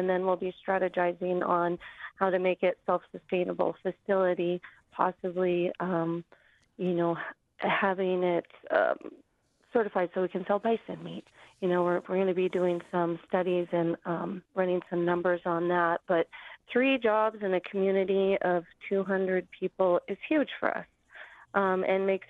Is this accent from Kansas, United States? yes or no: no; Old Harbor, Alaska, United States; many of us growing up in the village, as born and raised in Old Harbor